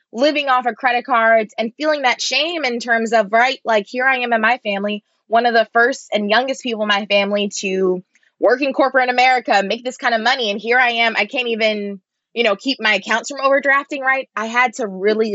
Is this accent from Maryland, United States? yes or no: yes; Baltimore, Maryland, United States; moved away as an adult; also born or lived in New York City; growing up in Baltimore